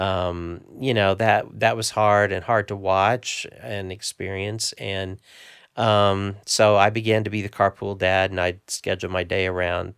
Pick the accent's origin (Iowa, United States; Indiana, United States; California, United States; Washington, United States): Indiana, United States; Evansville; Grew up in the southern tip of Indiana